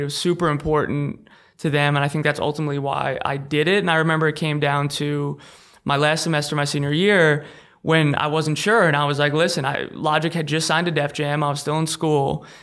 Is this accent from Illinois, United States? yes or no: no; Long Island, New York, United States; Long Island, New York